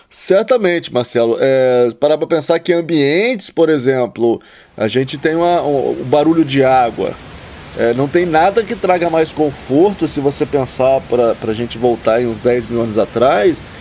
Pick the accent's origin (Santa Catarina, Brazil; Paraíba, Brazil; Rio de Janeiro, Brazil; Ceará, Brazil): Rio de Janeiro, Brazil; Resende; moved away; eu fui criado ali na, em Resende, no sul do estado do Rio, bem próximo ao Parque Nacional Itatiaia